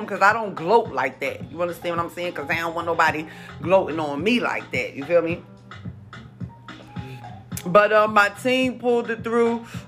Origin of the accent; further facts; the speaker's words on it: Jersey City, New Jersey, United States; I'm from Jersey. Jersey City, New Jersey to be exact.